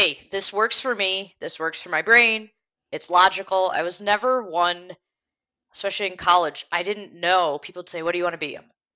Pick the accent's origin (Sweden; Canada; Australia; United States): United States; Detroit, Michigan; also born or lived in Germany; I grew up in the Detroit area as well as Germany, but mostly in the Detroit area